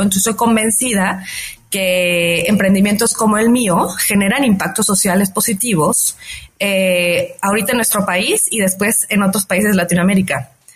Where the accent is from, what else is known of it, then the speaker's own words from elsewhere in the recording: Mexico; yo soy una mujer mexicana muy dedicada